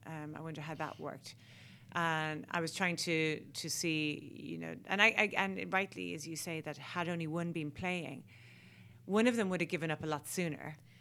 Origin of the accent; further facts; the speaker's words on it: Ireland; as Irish people, we were hindered having to speak English